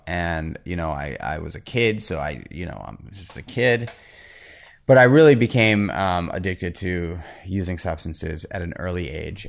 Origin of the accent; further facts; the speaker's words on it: New York City, New York, United States; I grew up in New York City on eighty-seventh Street between First and Second Avenue